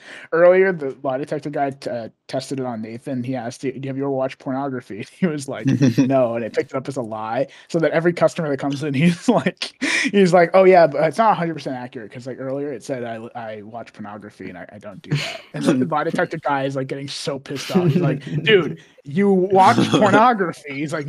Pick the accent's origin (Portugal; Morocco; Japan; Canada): Portugal; English is a second language; Yeah, everyone's listening. I'm from Portugal.